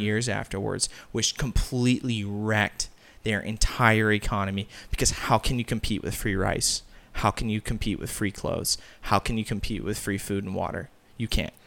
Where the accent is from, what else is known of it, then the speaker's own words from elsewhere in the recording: Peoria, Arizona, United States; I'm from Arizona